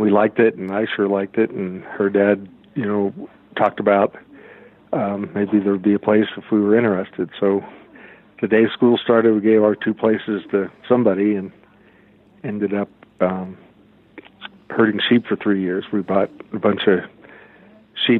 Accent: South Florida, United States; also born or lived in Pittsburgh; now in Colorado-Wyoming border, United States; I was actually raised in South Florida

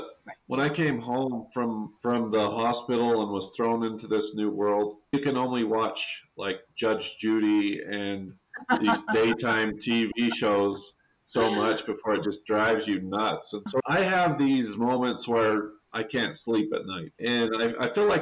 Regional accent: Monroe, United States; from Monroe

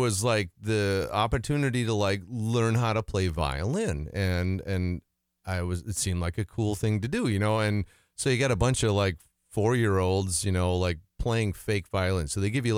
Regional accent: Alma, Wisconsin, United States; I grew up in a small town on the Mississippi River called Elma, Wisconsin

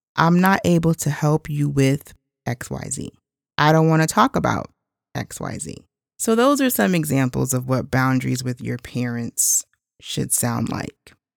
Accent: United States; I'm actually Haitian American. So my mother and father are both from Haiti, and I was born here in the States

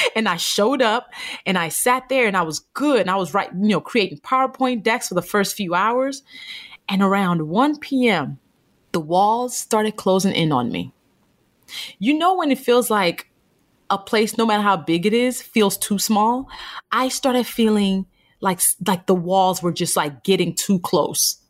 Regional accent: Nigeria; a Black woman from Nigeria, 'cause I was born in Nigeria

